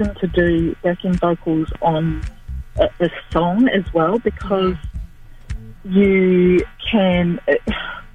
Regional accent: Gisborne, New Zealand; I was born and bred in Gisborne

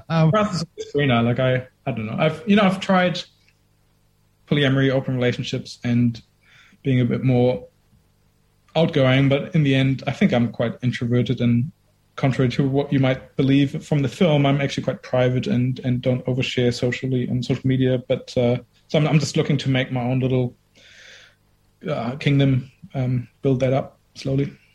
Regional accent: Germany; moved away as an adult; now in Dunedin, New Zealand; I grew up in Germany for 20 years, but my mom's Indian

